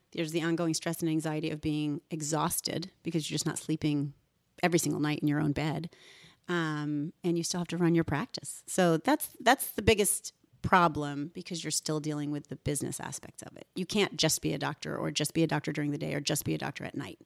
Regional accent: Woodbridge, Connecticut, United States; also born or lived in North Haven, Connecticut; I was raised in Woodbridge, Connecticut, and then North Haven by two immigrant doctors

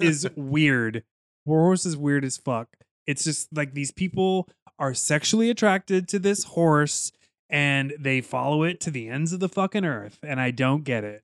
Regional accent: United States; I'm an American

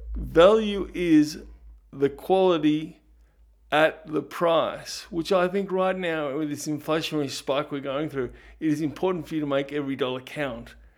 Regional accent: Ballarat, Victoria, Australia; moved away as an adult; now in Melbourne, Australia; I grew up in Ballarat, but I moved down to Melbourne at age eighteen point one

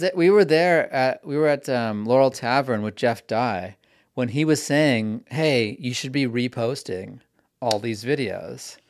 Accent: Vancouver, British Columbia, Canada; also born or lived in New York; now in Los Angeles, United States; I'm from Vancouver

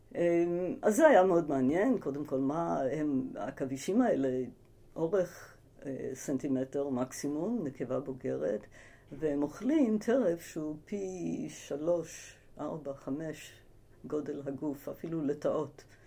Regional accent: Ramat HaSharon, Central District, Israel; also born or lived in United States / Tel Aviv; נולדתי בארצות הברית, אני אמריקאית במקור. אה, הגעתי לארץ בגיל שמונה עם המשפחה

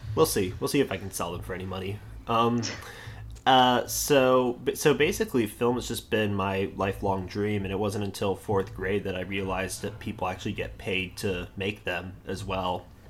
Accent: Charlotte, North Carolina, United States; also born or lived in Maryland; I was born in Maryland, um, but my parents moved to North Carolina when I was five years old. Um, so I was raised by Northerners, even though I grew up in the South

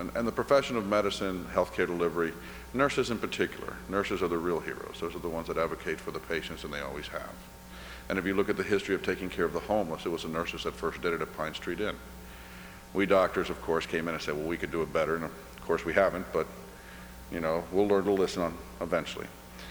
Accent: Cuba; now in United States; Being Cuban and being Irish, both of those cultures, we're storytellers. You grow up hearing stories. I was born in the United States by accident. My mother was visiting. We went right back to Cuba.

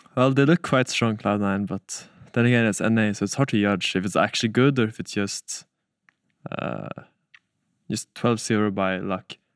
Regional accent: Stockholm, Stockholm County, Sweden; I come from Stockholm in Sweden

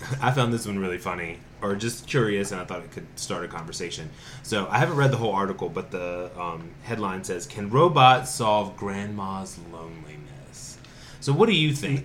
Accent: Winston-Salem, North Carolina, United States; now in Asheville, United States; I'm from Winston-Salem, North Carolina

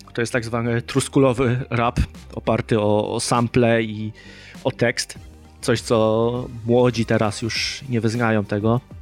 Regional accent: Poland; jestem z Polski i bliżej mi do problematyki Polaków

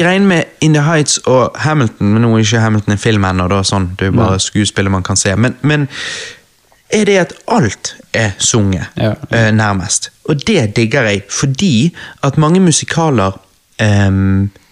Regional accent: Norway; jeg er norsk.

